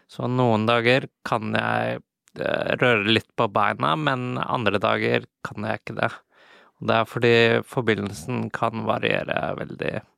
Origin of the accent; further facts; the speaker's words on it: Iceland; also born or lived in London / Paris / Czech Republic / Japan; now in Norway; Men så er jeg jo opprinnelig fra Island, og jeg eh, bor i Norge